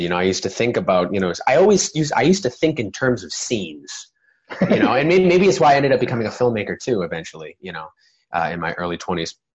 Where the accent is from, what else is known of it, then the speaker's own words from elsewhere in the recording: Plymouth, Massachusetts, United States; now in Los Angeles, United States; in Plymouth, Massachusetts, which is where I'm from, by the way. I'm from Plymouth, Mass